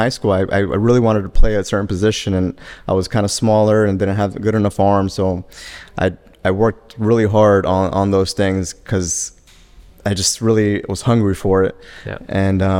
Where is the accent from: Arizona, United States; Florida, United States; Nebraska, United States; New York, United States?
Florida, United States; Miami; Well, I'm originally from Miami, so not too far from here, Fort Lauderdale. Yeah. Born and raised.